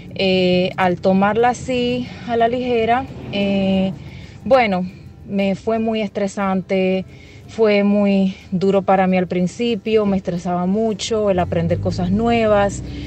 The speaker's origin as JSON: {"language": "Spanish", "country": "Dominican Republic", "moved": "yes", "lives_now": "New Jersey, United States", "said": "Soy dominicana, y vivo acá en New Jersey. Tengo ya más de 20 años viviendo acá."}